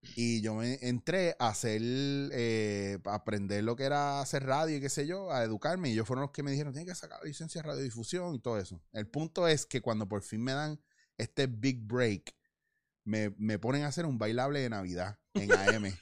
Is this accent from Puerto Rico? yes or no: yes; Puerto Rico; moved away; yo como puertorriqueño